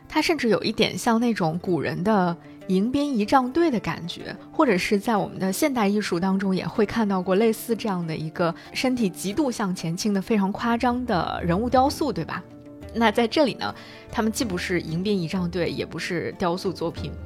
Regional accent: China; 我们中国人

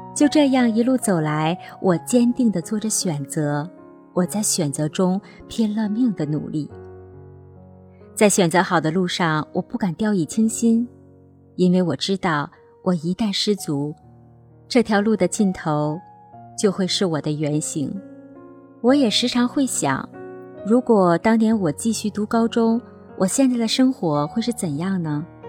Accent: Northeast China, China; 我出生在东北，爸爸妈妈是普普实实的农民。他们没有读过书

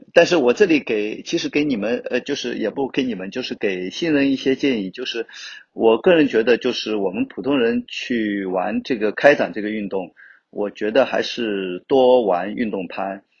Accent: Wenzhou, Zhejiang, China; also born or lived in Hangzhou; 我是来自 温州，就土生土长的温州人，十一九七三年出生的

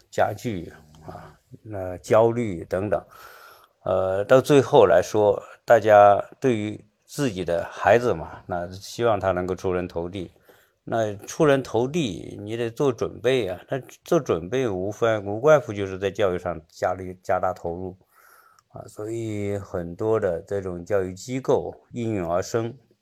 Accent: China; also born or lived in Seattle, United States; now in United States; 我们中国人对教育的重视程度

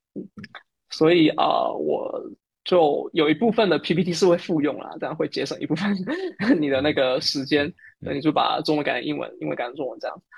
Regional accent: Fujian, China; moved away as an adult; now in Singapore; 我也是福建人

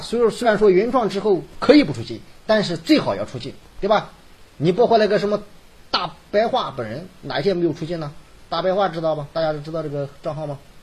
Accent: Hebei, China; accent: Hebei dialect; 我们河北话

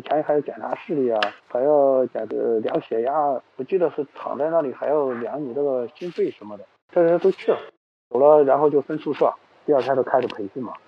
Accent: Xuchang, Henan, China; 我是河南人嘛，河南许昌人，打工有十，十几年打工经历了

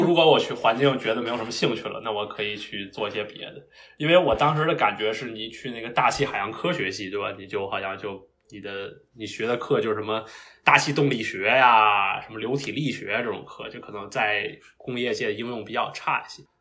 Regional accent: Beijing, China; moved away as an adult; now in Massachusetts, United States; 我是，呃，土生土长的北京人，然后我的小学、初中和高中都是在北京读。然后高考考到了，呃，北京大学

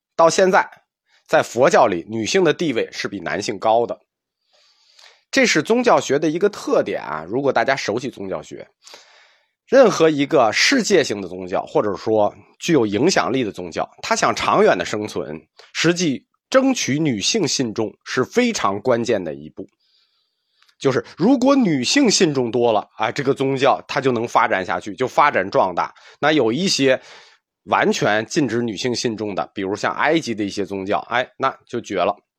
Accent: China; 我们中国人这个男女平等的观念很早就有了

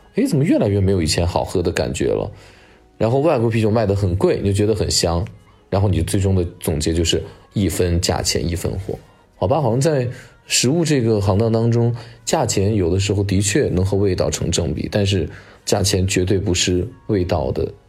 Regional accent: Xianyang, Shaanxi, China; 我老家在陕西的咸阳

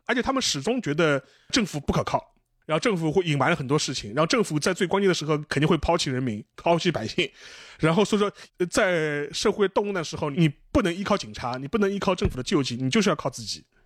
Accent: China; 我们中国人

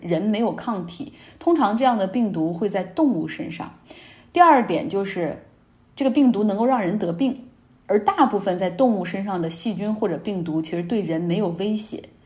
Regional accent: Harbin, Heilongjiang, China; moved away; 国内我家乡哈尔滨

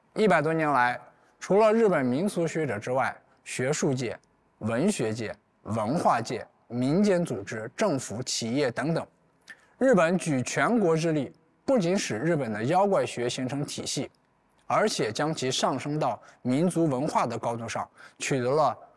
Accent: Lingbi, Anhui, China; 我出生在安徽灵璧，自幼在乡村长大

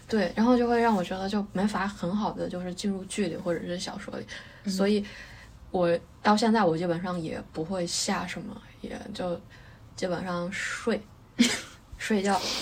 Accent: China; moved away as an adult; 然后再飞回我老家

